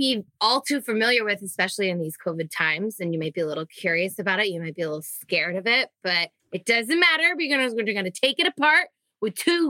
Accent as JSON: {"language": "English", "town": "Whitehall", "region": "Pennsylvania", "country": "United States", "tie": "born or raised there"}